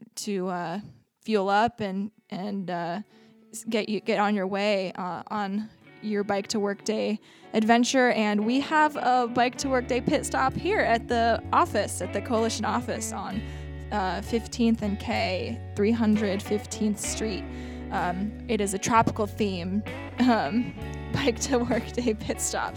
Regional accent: Ramona, California, United States; I grew up in Ramona

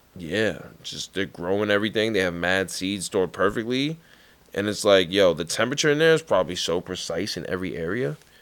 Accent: New York, United States; accent: New York; my New York accent

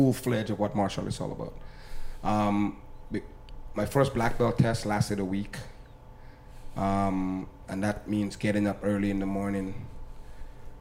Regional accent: Grenada; now in Canada; I'm from Grenada

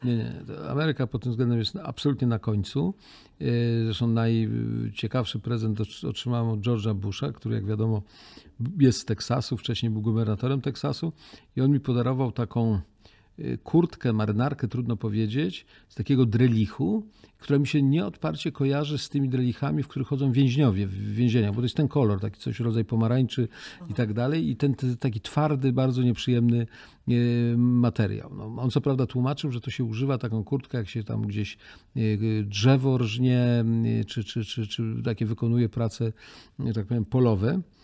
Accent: Poland; jak powiedziałem, że jestem z Polski

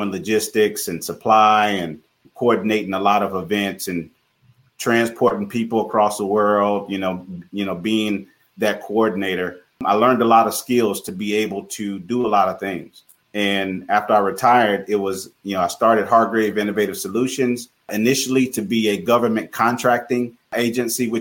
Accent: Tulsa, Oklahoma, United States; Growing up in Tulsa, Oklahoma, grew up in a household, close-knit family

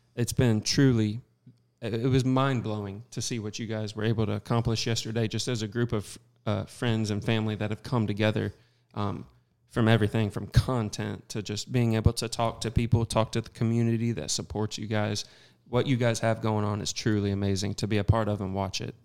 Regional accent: Southern Missouri, United States; I'm from Southern Missouri

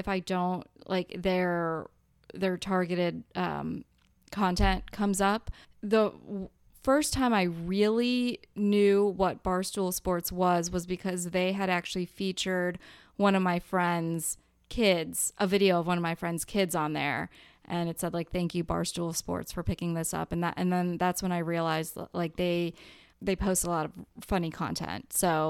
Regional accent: Chicago, Illinois, United States; I'm from Chicago, so that wasn't

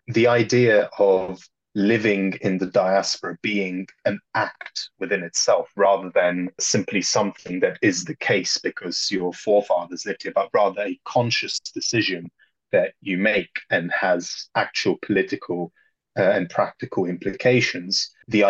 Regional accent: Poland; growing up in Poland in a very, very different environment

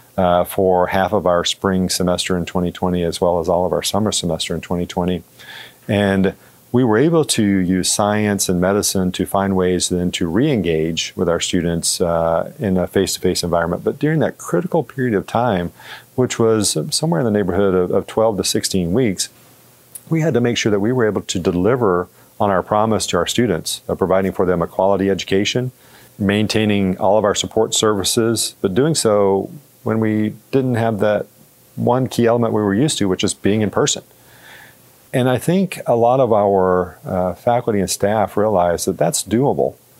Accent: Georgia, United States; moved away as an adult; also born or lived in Florida; now in Missouri, United States; I grew up in Georgia

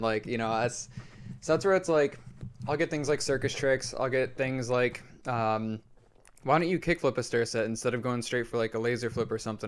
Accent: Rochester Hills, Michigan, United States; born or raised there; moved away

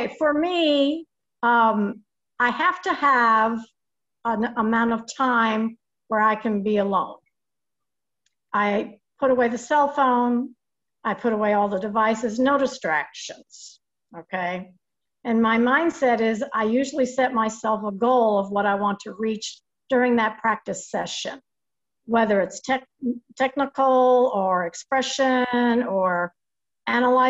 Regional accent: New York, United States; also born or lived in Lexington, Kentucky; now in Winchester, United States; I was born and raised in New York

